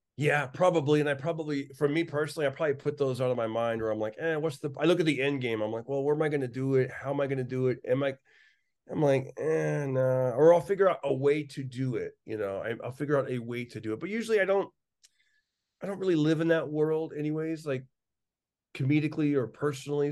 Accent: Fresno, California, United States; growing up in East Fresno

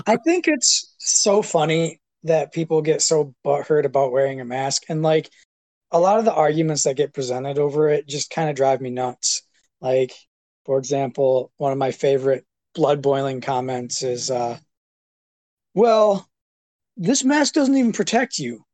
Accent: Hillman, Michigan, United States; moved away; I grew up in Hillman, uh, hanging out with well you, Travis, and all those guys

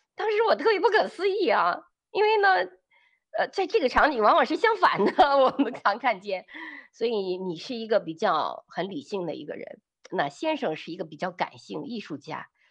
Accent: China; 我们比较在大陆背景下长大的女人

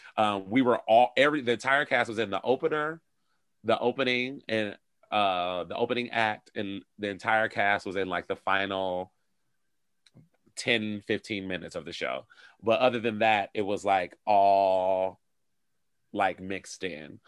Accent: Detroit, Michigan, United States; moved away as an adult; also born or lived in Europe; now in Chicago, United States; I'm originally from Detroit

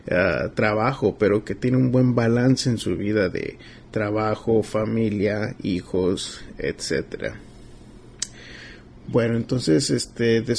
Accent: McAllen, Texas, United States; now in Houston, United States; Yo me crié en McAllen y me vine aquí a Houston, yo creo como en el 99, el 2000.

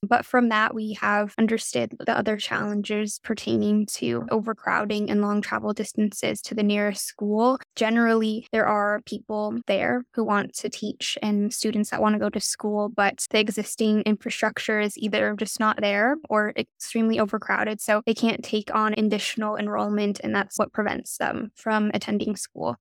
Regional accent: United States; also born or lived in China; I definitely had more opportunities being able to grow up in the U S

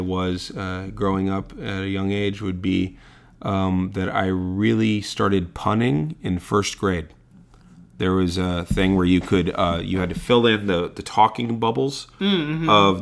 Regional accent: San Francisco, California, United States; I grew up in San Francisco

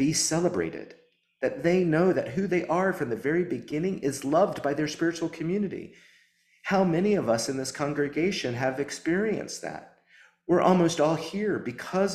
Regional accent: the South, United States; also born or lived in New Orleans, Louisiana; as a Southerner

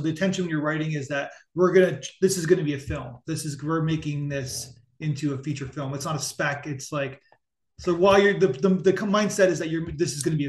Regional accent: Canada; So I grew up in Canada

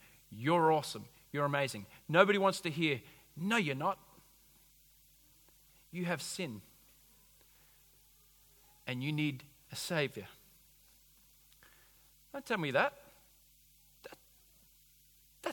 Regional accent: United States; I'm an American

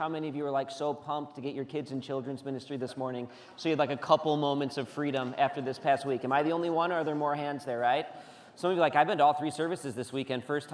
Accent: United States; We're Americans.

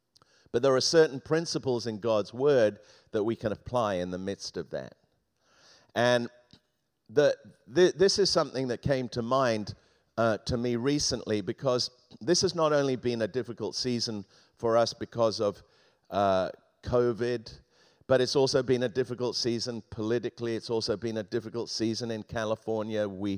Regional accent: England, United Kingdom; We used to have a parrot, an African grey parrot, when I was growing up in England.

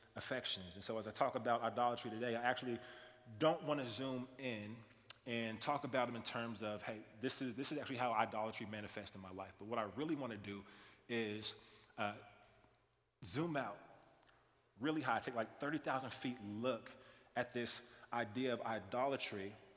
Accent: Kansas City, United States; moved away; also born or lived in Iowa; I'm from Kansas City primarily. Kansas City, played basketball my whole entire life

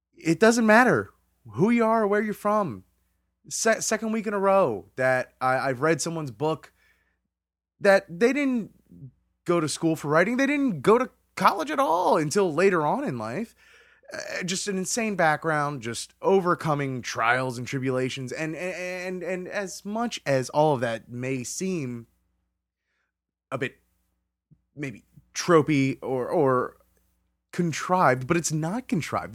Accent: Hollywood, Florida, United States; very, very familiar to what I grew up in uh, down in Hollywood, Florida

